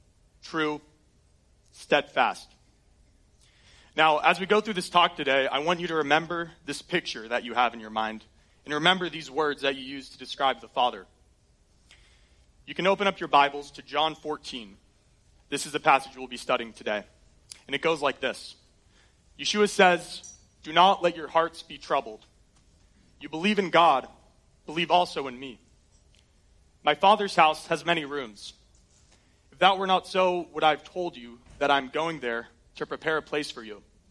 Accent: Colorado, United States; born there; I was born in Colorado. I love it. We get to do some road trips there growing up

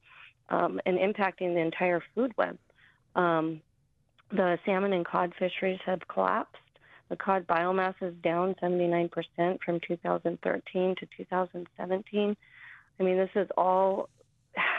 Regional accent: Old Harbor, Alaska, United States; many of us growing up in the village, as born and raised in Old Harbor

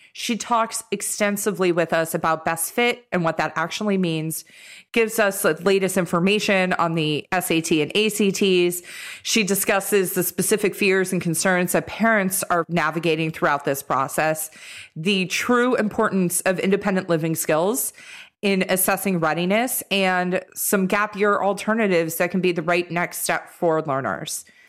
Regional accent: Los Angeles, California, United States; we're all from Los Angeles and went to school up north

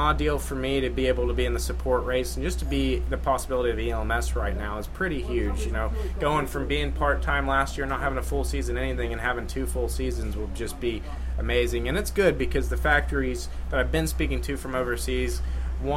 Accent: United States; I am American

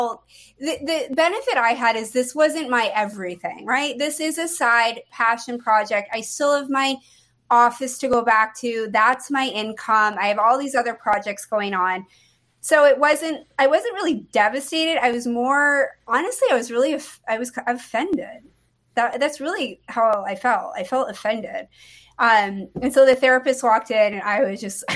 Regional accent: New England, United States; moved away; I grew up in New England, so all my friends in Maine

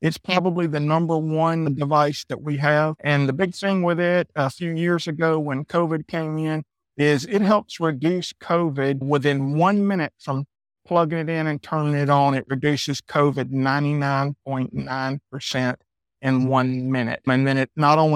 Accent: Athens, Georgia, United States; moved away as an adult; Originally, I'm from Georgia, Athens, Georgia

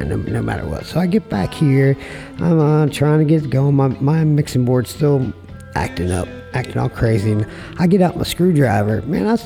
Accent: Frederick, Maryland, United States; moved away; also born or lived in Portsmouth, Virginia; my hometown, Frederick, Maryland. And... You know, I grew up around there

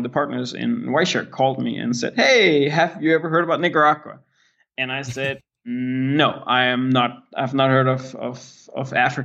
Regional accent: Denmark; English is a second language; I'm born and raised in Denmark

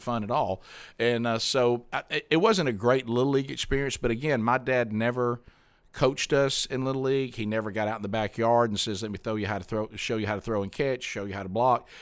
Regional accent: Alabama, United States; I'm from Alabama

